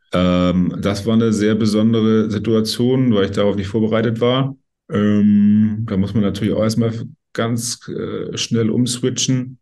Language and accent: German; Schleswig-Holstein, Germany; ich bin hier in Schleswig-Holstein groß geworden